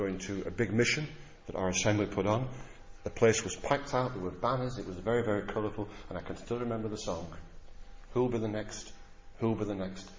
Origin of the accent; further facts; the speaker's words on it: Blackburn, North West England, United Kingdom; I come from Blackburn